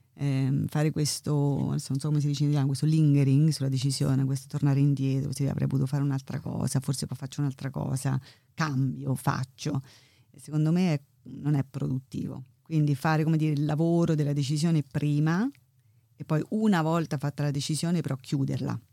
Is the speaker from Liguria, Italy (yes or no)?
no; Terni, Umbria, Italy; moved away as an adult; also born or lived in Milan, Italy / Chicago, United States / Ithaca, United States; now in London, United Kingdom; Io sono di vicino, vabbè, sono di Terni, facendo vicino Roma, ma di Terni